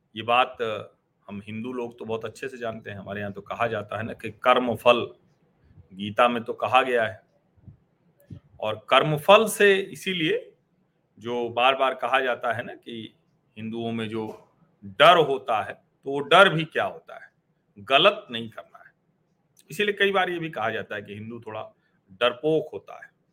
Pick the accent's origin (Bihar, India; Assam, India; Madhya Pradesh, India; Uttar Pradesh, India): Uttar Pradesh, India; Prayagraj; उत्तर प्रदेश में भी हमारा शहर प्रयागराज